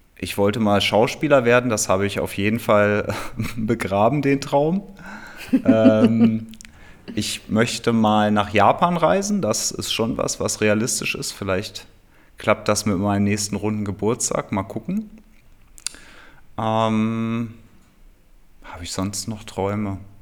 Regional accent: Hameln, Lower Saxony, Germany; now in Berlin, Germany; in meiner Heimat äh, in Hameln, da ist es ja auch alles ein bisschen ländlicher

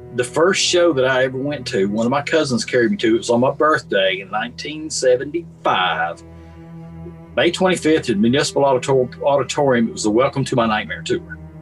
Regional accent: Columbia, Tennessee, United States; I grew up in Columbia, Tennessee

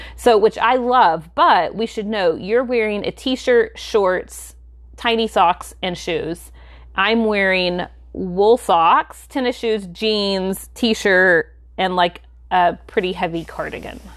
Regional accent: the South, United States; we live in the South, I feel like when you say tea, most people think of iced tea here

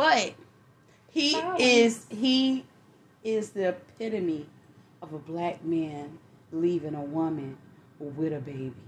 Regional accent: New York, United States; accent: New York; my New York accent got thick

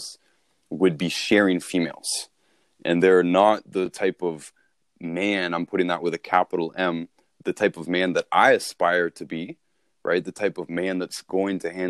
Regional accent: Toronto, Ontario, Canada; I grew up in Toronto

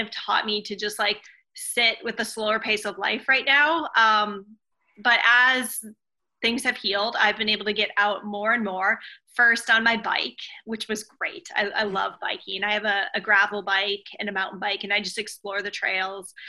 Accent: Minnesota, United States; also born or lived in Oregon; now in California, United States; I grew up in Minnesota and then lived in Oregon

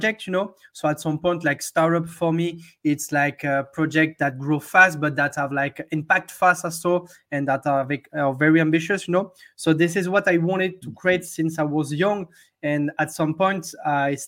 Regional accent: Hossegor, Nouvelle-Aquitaine, France; also born or lived in London; now in Paris, France; I'm from a little town in the southwest of France. The name of the town is Osegor

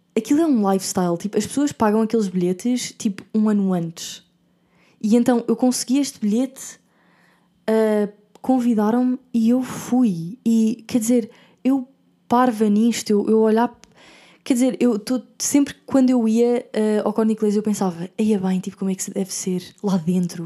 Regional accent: Portugal; moved away as an adult; como portuguesa

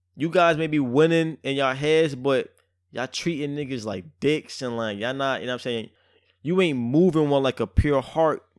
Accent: New York City, New York, United States; I'm so much from Brooklyn

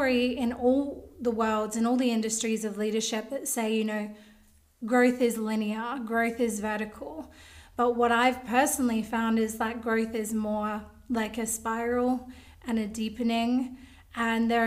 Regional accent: Australia; I'm from Australia

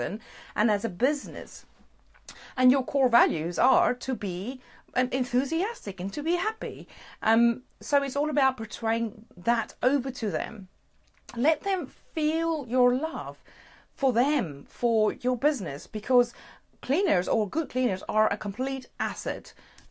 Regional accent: South Africa; moved away; Originally, I'm from South Africa

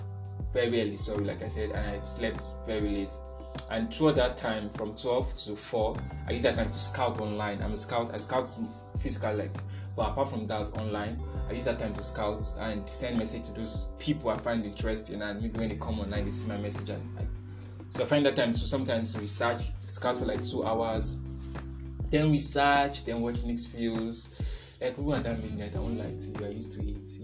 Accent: Nigeria; also born or lived in northern Nigeria; I'm from Nigeria. Yes. And some people say, I look like Hausa, I look like Yoruba, I'm a Yoruba boy, but I've studied in the north before.

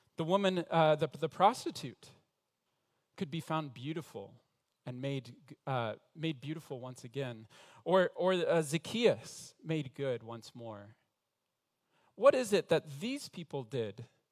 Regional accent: Denver, Colorado, United States; moved away as an adult; now in Montreal, Canada; I was in Denver, Colorado, where I was born, in the same middle class home

